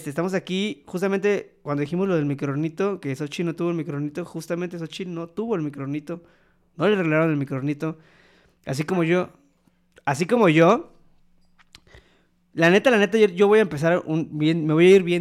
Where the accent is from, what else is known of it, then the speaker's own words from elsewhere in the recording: Poza Rica, Veracruz, Mexico; Soy de Poza Rica, Veracruz. Pero bueno, nacionalizado veracruzano, güey. No, la verdad es de que, yo soy de ascendencia puertorriqueña.